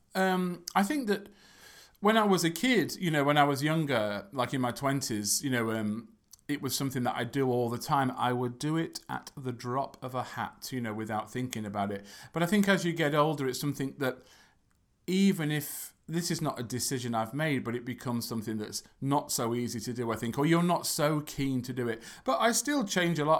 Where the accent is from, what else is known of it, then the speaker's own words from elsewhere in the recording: England, United Kingdom; from England